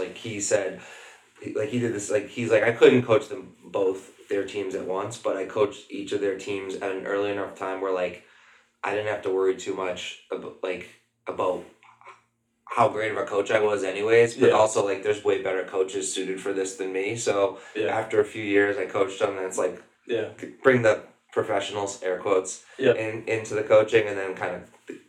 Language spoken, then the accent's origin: English; Boston, Massachusetts, United States; also born or lived in Los Angeles; I'm from the Boston area, but I was out in LA for like 5 years with my wife.